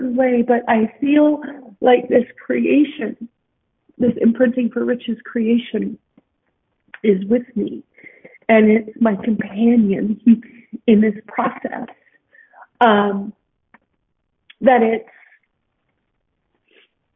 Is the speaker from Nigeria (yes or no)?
no; Edmonton, Alberta, Canada; born or raised there; also born or lived in Salt Lake City, Utah, United States